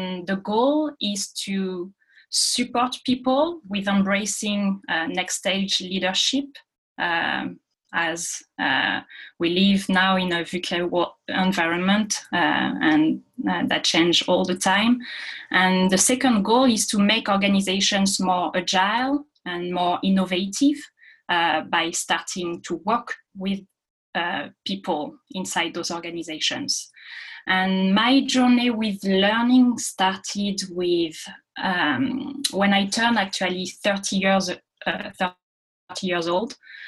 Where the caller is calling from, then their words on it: Paris, Île-de-France, France; I'm calling from Paris tonight.